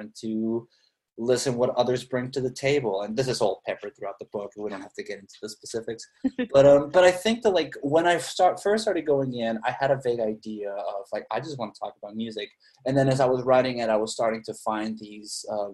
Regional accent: Mexicali, Baja California, Mexico; moved away; my hometown

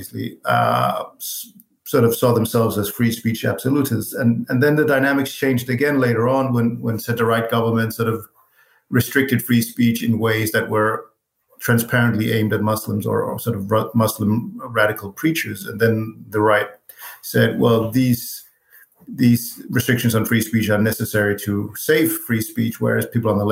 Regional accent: Copenhagen, Capital Region of Denmark, Denmark; I live and was born and raised in Copenhagen, Denmark

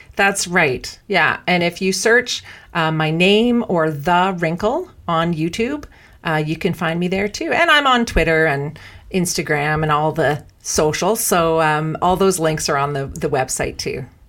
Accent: Canada; I'm Canadian

